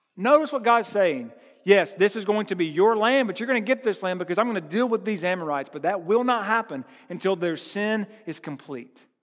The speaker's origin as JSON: {"language": "English", "country": "United States", "said": "I'm from Burke County"}